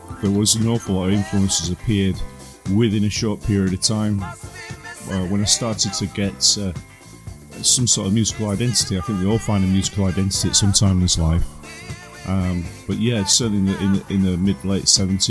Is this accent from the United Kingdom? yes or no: yes; Sheffield, Yorkshire and the Humber, United Kingdom; I was born in Sheffield, and my early days was not far from Bramall Lane, unfortunately, but then we moved out to the outskirts, which was literally on the border of North Derbyshire